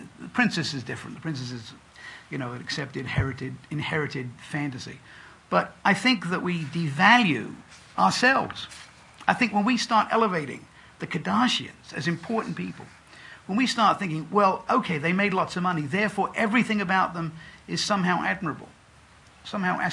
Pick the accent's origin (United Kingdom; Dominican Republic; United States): United Kingdom; England; I grew up in England.